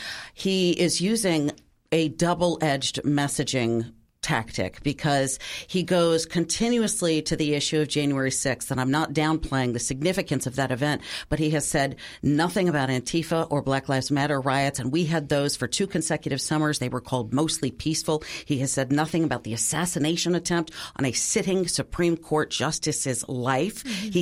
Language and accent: English; Wisconsin, United States; I grew up just outside Milwaukee.